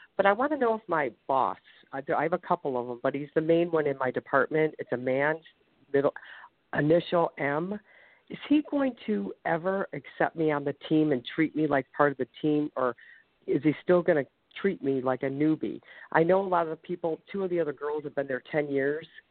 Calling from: Ohio, United States; calling from Ohio

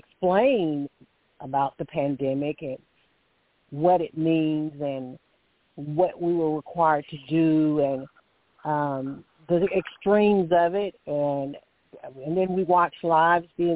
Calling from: Alabama, United States; I'm calling from Alabama

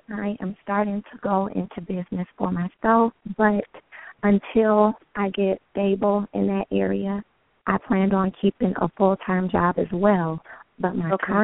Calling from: Pontiac, Michigan, United States; I'm calling from Pontiac, Michigan.

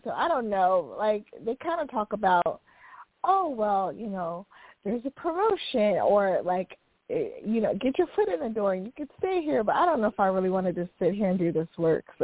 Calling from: San Diego, California, United States; I'm calling from San Diego, California.

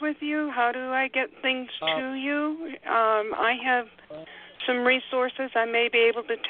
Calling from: Salem, Oregon, United States; I'm actually calling from Salem, Oregon. It's not that far away, but sometimes it feels like it is.

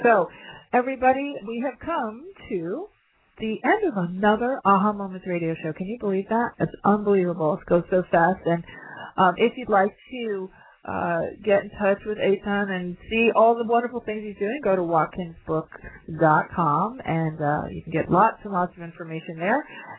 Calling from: London, United Kingdom; I'm calling in from London, you know, at the midnight.

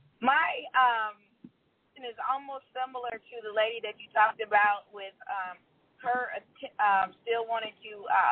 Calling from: Georgia, United States; I'm calling from Georgia.

